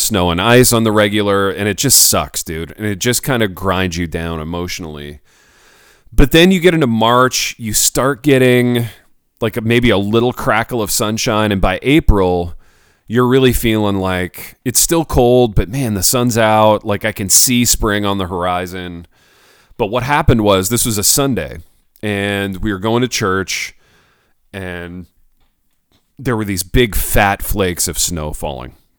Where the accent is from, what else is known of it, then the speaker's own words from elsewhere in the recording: United States; I'm American